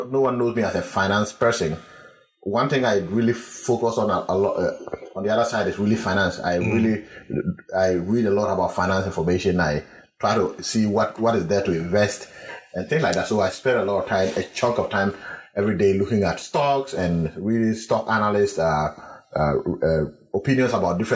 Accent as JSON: {"language": "English", "country": "Ghana", "also_born_or_lived": "Accra, Ghana", "moved": "as an adult", "lives_now": "United States", "said": "I come from the Bungavu region"}